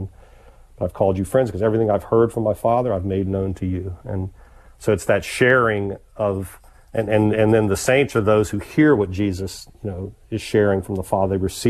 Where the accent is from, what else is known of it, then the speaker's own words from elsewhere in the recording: the South, United States; growing up in the South, I certainly heard that a lot.